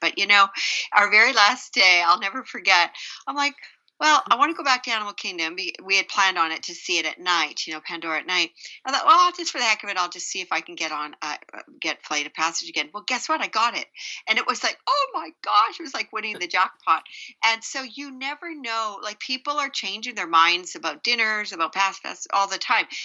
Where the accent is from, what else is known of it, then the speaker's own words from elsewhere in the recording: Canada; now in United States; I'm Canadian